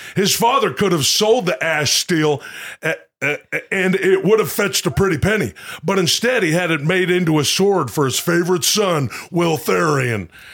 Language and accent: English; Ladner, British Columbia, Canada; my hometown is called Ladner